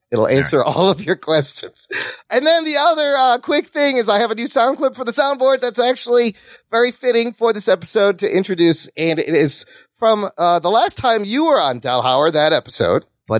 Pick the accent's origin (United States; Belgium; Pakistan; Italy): Pakistan; I'm Pakistani